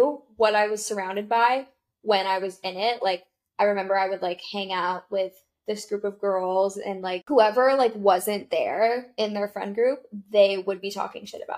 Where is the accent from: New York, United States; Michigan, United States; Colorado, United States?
New York, United States; upstate; moved away as an adult; also born or lived in Florida; now in New York, United States; I came to Florida State from a very small town in upstate New York, and like nobody from my hometown really left